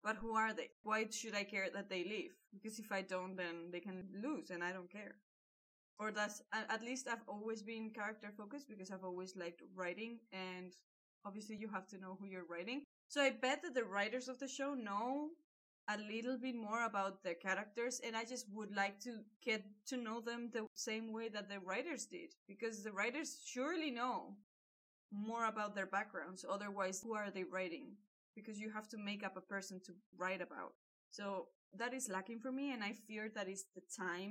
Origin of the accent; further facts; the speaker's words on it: Malaga, Andalusia, Spain; I'm from Malaga